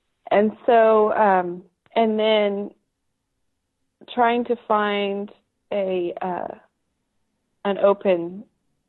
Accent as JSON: {"language": "English", "town": "Dripping Springs", "region": "Texas", "country": "United States", "tie": "born or raised there", "also_born_or_lived": "Austin", "lives_now": "Buda, United States", "said": "up there in Dripping Springs and now in Buda. So I just, Central Texas has my heart."}